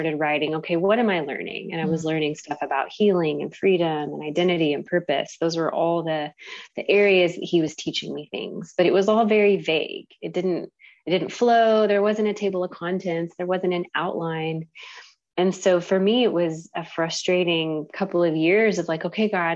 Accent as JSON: {"language": "English", "town": "Carrollton", "country": "United States", "said": "I'm from Carrollton and my husband's from Michigan, small town Michigan"}